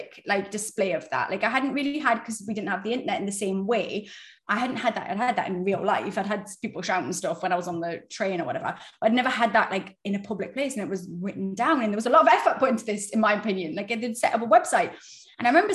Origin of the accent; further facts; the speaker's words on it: United Kingdom; we're British.